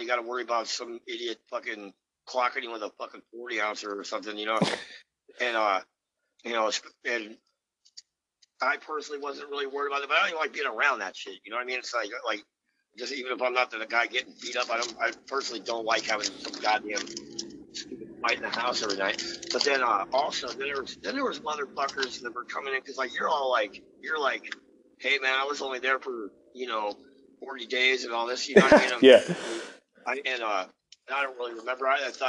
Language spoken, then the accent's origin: English; Philadelphia, Pennsylvania, United States; And then they're like, where are you from? And I was like, Philly.